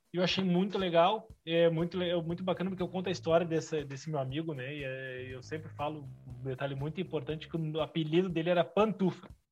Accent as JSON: {"language": "Portuguese", "town": "Canoas", "region": "Rio Grande do Sul", "country": "Brazil", "said": "eu sou daqui de Canoas, região metropolitana, vizinha Porto Alegre."}